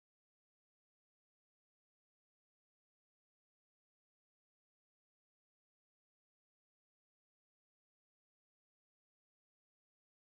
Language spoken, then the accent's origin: English; San Diego, California, United States; growing up in SoCal, you know, in San Diego